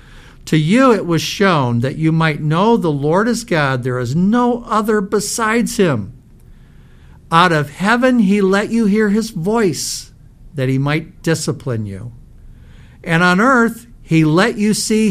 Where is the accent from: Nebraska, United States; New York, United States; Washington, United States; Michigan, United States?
Michigan, United States; Fraser; as a kid, I grew up in Fraser, Michigan